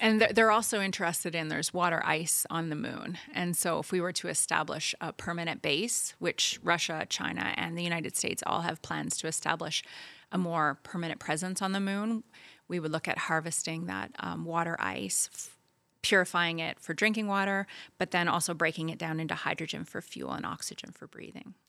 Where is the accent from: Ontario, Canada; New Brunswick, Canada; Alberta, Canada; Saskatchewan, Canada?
New Brunswick, Canada; I grew up in New Brunswick